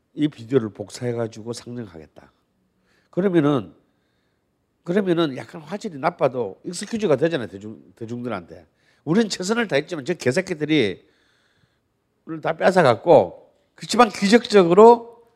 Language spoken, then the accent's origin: Korean; Busan, South Korea; moved away; 그래도 제 고향이 부산 아니겠어요?